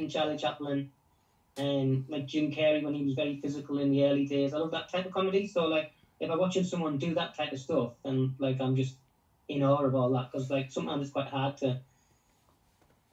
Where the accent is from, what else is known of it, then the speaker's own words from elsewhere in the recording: Middlesbrough, North East England, United Kingdom; I'm from Middlesbrough